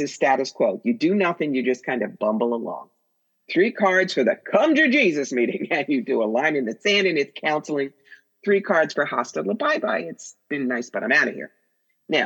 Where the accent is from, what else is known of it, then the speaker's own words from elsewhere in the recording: New York, United States; I'm a New Yorker